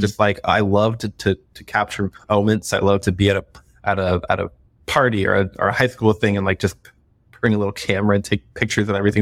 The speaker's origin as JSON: {"language": "English", "region": "Florida", "country": "United States", "moved": "yes", "said": "I'm from Florida originally"}